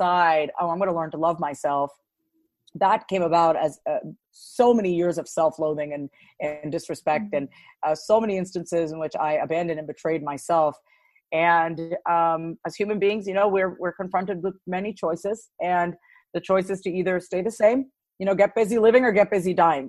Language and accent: English; Long Island, New York, United States; born and raised on Long Island, New York. And I'm a Strong Island